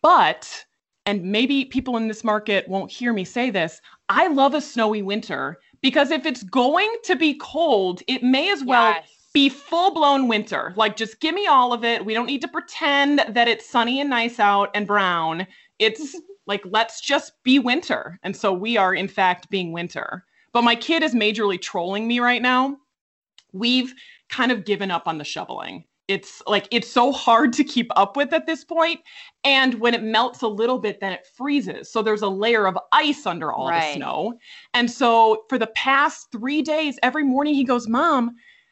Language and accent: English; Chicago, Illinois, United States; accent: Midwest; now in Quad Cities, United States; I grew up in the suburbs of Chicago, about 30 minutes outside the city